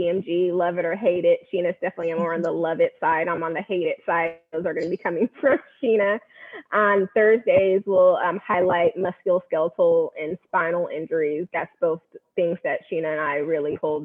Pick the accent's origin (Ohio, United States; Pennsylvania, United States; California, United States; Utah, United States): California, United States; Bay Area; moved away as an adult; now in Fort Worth, United States; I am born and raised in the Bay Area, California